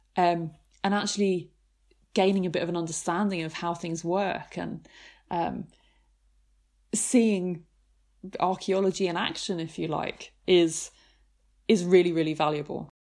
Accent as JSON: {"language": "English", "area": "near Canterbury, Kent", "region": "South East England", "country": "United Kingdom", "tie": "born or raised there", "said": "I grew up near Canterbury in Kent"}